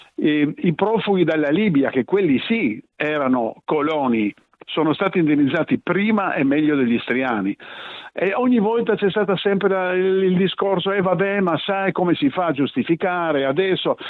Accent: Trieste, Friuli-Venezia Giulia, Italy; io sono nato a Trieste, i miei genitori sono venuti via nel 1945, ognuno dal suo paese, si sono ritrovati qui a Trieste

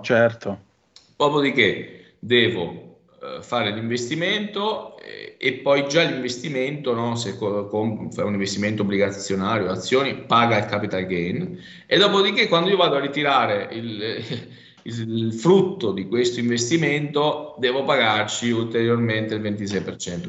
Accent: province of Rovigo, Veneto, Italy; Io vengo dalla provincia di Rovigo

